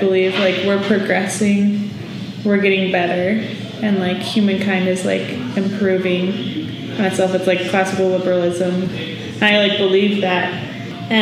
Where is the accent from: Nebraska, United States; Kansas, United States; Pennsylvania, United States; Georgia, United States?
Kansas, United States; Shawnee; now in Manhattan, Kansas, United States; I grew up in Shawnee, Kansas, which is near Kansas City